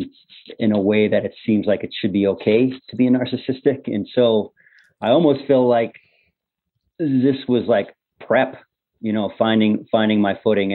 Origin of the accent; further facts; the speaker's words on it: Cambridge, Massachusetts, United States; I'm a guy from the Northeast, Cambridge, Massachusetts